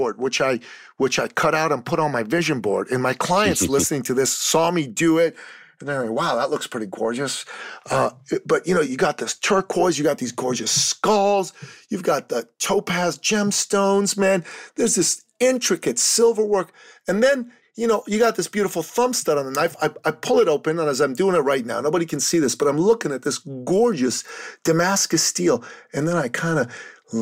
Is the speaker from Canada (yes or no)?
yes; Canada; I'm from Canada